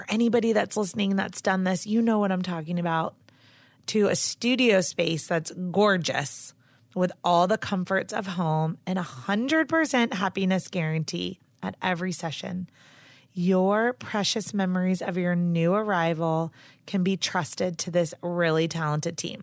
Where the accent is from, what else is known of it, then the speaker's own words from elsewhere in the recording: Charlotte, North Carolina, United States; I'm from Charlotte, North Carolina